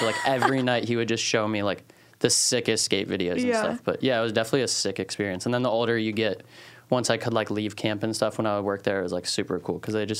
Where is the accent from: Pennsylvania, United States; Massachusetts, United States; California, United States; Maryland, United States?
Maryland, United States; growing up in Maryland